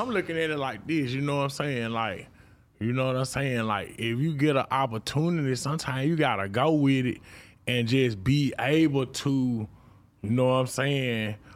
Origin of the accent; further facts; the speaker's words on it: Mississippi, United States; I'm from Mississippi